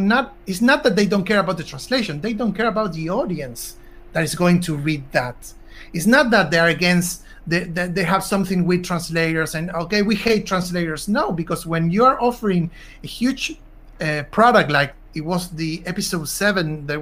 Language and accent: English; Argentina; I'm from Argentina